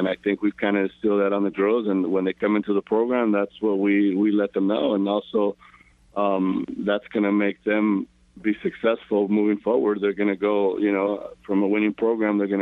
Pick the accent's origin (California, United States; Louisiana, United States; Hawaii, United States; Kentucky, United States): California, United States; Paramount; I grew up in Paramount. I'm a local kid, about 20 miles from downtown Los Angeles